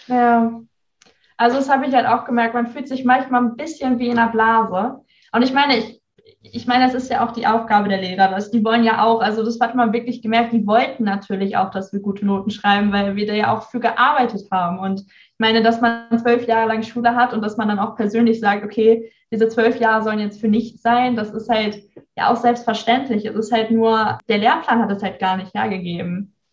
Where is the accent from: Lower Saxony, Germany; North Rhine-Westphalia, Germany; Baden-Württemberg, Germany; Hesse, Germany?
North Rhine-Westphalia, Germany; near Bielefeld; moved away as an adult; now in Bremerhaven, Germany; ich habe ja eigentlich mein ganzes Leben in äh, Nordrhein-Westfalen verbracht, in der Nähe von Bielefeld. Und ja, ich bin in so einem, ich würde mal sagen, Dörfchen aufgewachsen